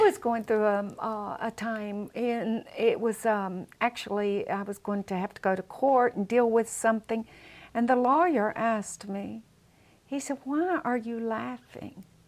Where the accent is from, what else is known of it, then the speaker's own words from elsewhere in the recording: Southern, United States; accent: Southern; if everyone came out like me with a Southern accent?